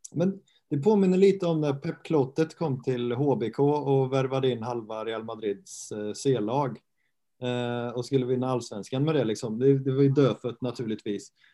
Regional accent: Götene, Västra Götaland, Sweden; now in Halmstad, Sweden; jag kommer från eh, Götene, samma ort som Arne Selmosson

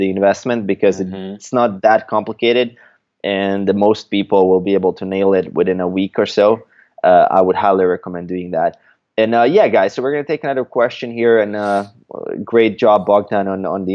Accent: Croatia; I'm a Croatian.

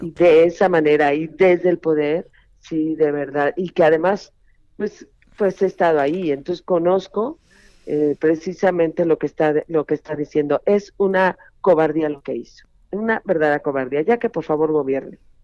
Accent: Mexico; como mexicana

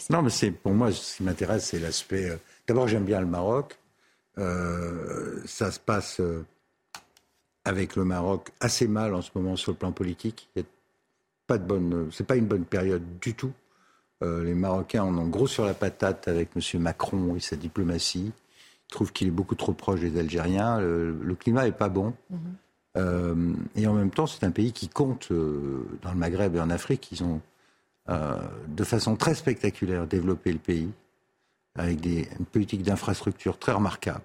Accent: Paris, Île-de-France, France; je suis parisien et j'ai été un quart de siècle député du centre de Paris

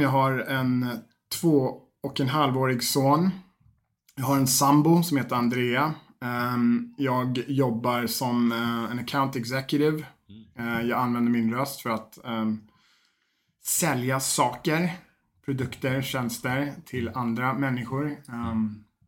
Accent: Sweden; moved away; also born or lived in Fagersta; jag flyttade hem till Sverige

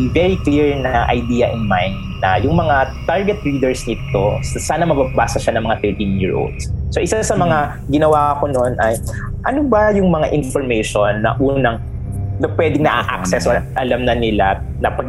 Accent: San Pablo, Calabarzon, Philippines; sa San Pablo ako lumaki

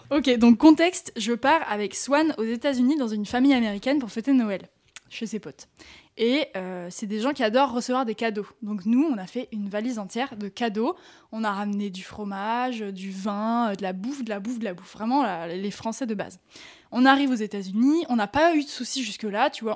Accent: France; on vient de France

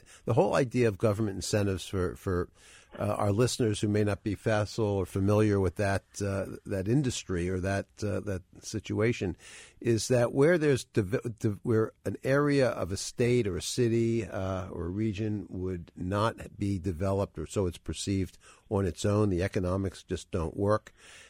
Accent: New York City, New York, United States; and I grew up in Greenwich Village a long, long time ago, is that it used to be really a poor area of Manhattan

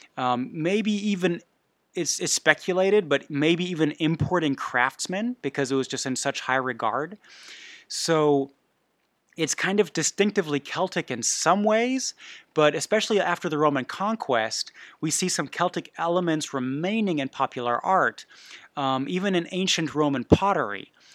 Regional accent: Bavaria, Germany; I was raised in Bavaria

